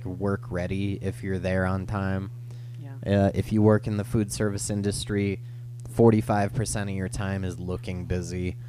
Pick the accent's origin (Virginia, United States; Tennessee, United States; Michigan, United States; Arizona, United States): Arizona, United States; Phoenix; Growing up in Phoenix, there's like some roads that you cannot walk across